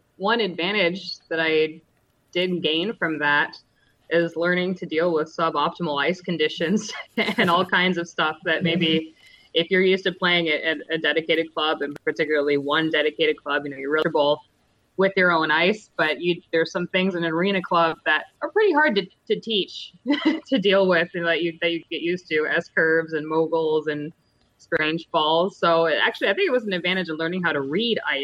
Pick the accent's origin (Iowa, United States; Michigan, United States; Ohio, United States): Michigan, United States; Perry; where I grew up in Perry, is almost halfway between